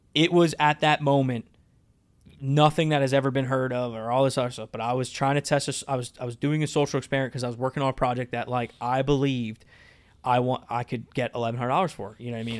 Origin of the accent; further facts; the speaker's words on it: Lebanon, Pennsylvania, United States; being born and raised in Lebanon